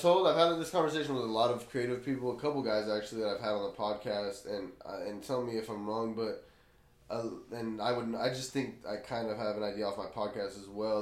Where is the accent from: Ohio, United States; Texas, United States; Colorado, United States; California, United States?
California, United States; Blythe; moved away as an adult; I grew up in Blythe, so I grew up in a small town